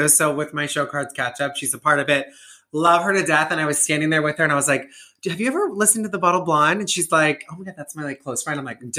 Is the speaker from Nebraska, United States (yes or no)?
yes; Nebraska, United States; I'm from Nebraska. Gay